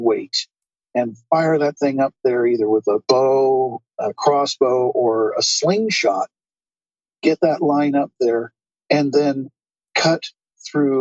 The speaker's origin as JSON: {"language": "English", "region": "Southern Oregon", "country": "United States", "also_born_or_lived": "Portland, Oregon", "moved": "as an adult", "lives_now": "China", "said": "from my stretch of Oregon, my original stretch, home part of Oregon. But I moved to China from the Portland area"}